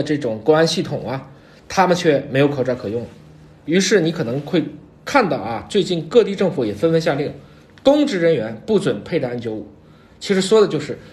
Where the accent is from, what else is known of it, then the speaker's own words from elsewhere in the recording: China; 十四亿我们中国人